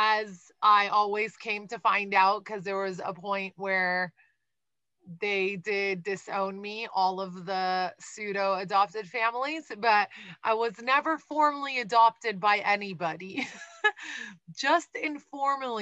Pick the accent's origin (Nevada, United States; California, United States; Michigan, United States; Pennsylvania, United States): California, United States; the Valley; accent: Valley Girl; also born or lived in Iran / San Diego; we moved to the Valley. And then I was pretty much not born, but raised in the Valley since then, the 818